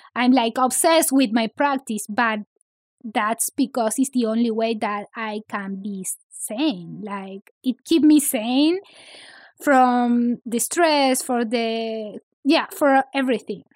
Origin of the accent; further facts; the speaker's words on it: Santiago, Santiago Metropolitan Region, Chile; English is a second language; moved away as an adult; now in Los Angeles, United States; I grew up in Santiago